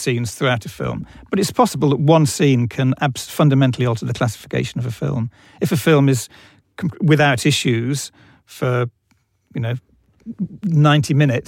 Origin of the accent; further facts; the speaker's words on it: United Kingdom; we are British